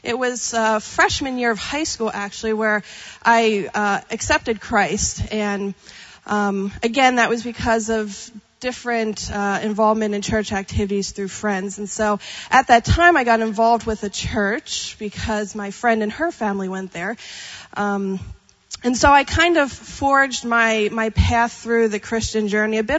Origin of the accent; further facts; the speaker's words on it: Pennsylvania, United States; moved away as an adult; also born or lived in Texas; now in California, United States; growing up in Pennsylvania. So if you're not familiar with Pennsylvania, I grew up in Amish country